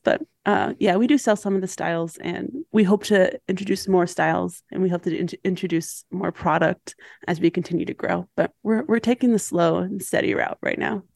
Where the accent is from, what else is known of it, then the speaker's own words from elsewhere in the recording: Milwaukee, Wisconsin, United States; I grew up in Milwaukee